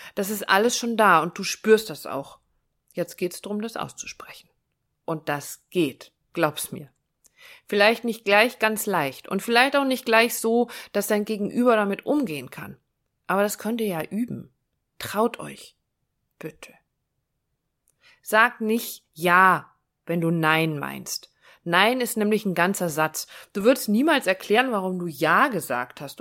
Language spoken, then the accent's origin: German; Northern Germany, Germany; Ich komme aus dem Norden